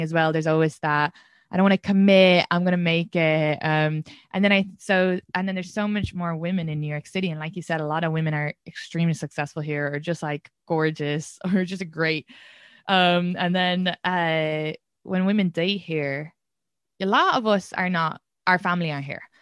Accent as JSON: {"language": "English", "area": "Kildare", "region": "Leinster", "country": "Ireland", "said": "I'm from Kildare, which is Kildara, but when the Brits pronounce it, it's Kildare"}